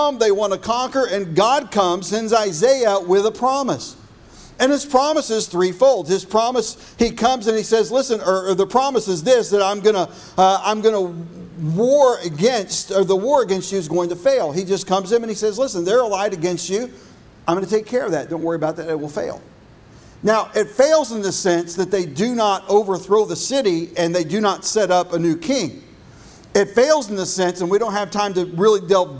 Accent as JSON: {"language": "English", "town": "Irving", "region": "Texas", "country": "United States", "tie": "born or raised there", "said": "whenever I was a child growing up in North Texas"}